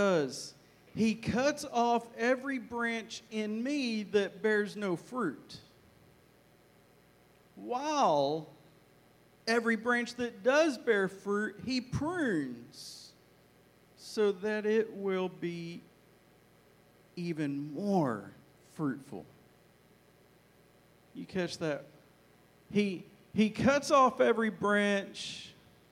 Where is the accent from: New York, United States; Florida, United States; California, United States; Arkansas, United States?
Arkansas, United States; now in Texas, United States; Hopefully you get my accent, because I grew up in Arkansas. I was born in Texas, but forgive me, I grew up in Arkansas.